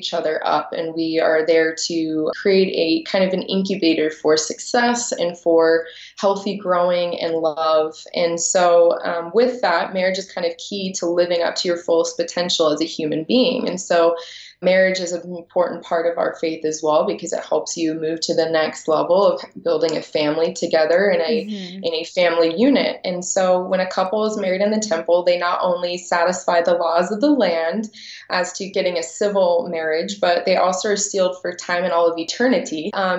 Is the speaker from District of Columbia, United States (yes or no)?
yes; Washington, District of Columbia, United States; And so growing up in Washington, D.C., it was a little difficult for me to find someone within my own faith.